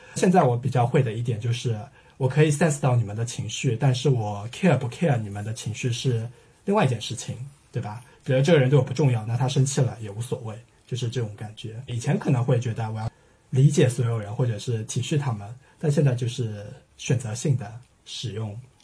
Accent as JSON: {"language": "Chinese", "region": "Shanghai", "country": "China", "tie": "born or raised there", "also_born_or_lived": "Birmingham, United Kingdom / Italy", "said": "在上海从小长大的人"}